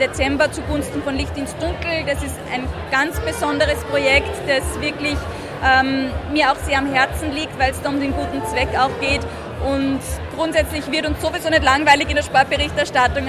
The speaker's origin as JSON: {"language": "German", "country": "Austria", "said": "Österreich bedeutet für mich Heimat"}